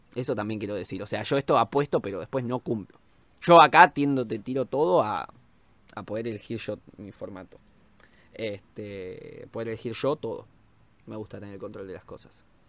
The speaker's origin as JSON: {"language": "Spanish", "country": "Argentina", "said": "como argentino"}